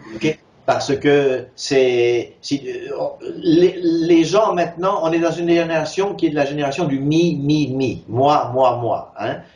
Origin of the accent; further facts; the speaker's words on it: Switzerland; moved away; also born or lived in San Francisco, United States / California, United States; je suis né en Suisse de mère suissesse